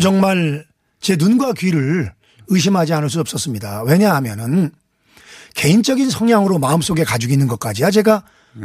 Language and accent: Korean; Anseong, Gyeonggi Province, South Korea; 안성 출신